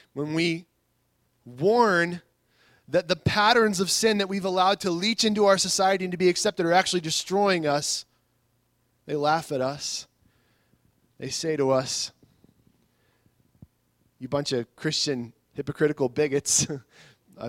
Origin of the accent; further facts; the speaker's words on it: United States; I love my country too, and I'm glad to be an American